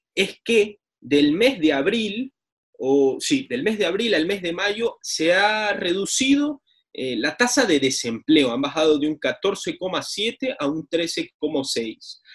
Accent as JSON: {"language": "Spanish", "country": "Ecuador", "said": "como ecuatorianos"}